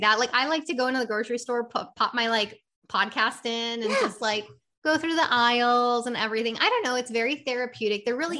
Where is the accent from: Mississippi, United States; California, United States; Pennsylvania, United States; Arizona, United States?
California, United States; now in Massachusetts; but I did see a big difference when I came from the West Coast to the East Coast.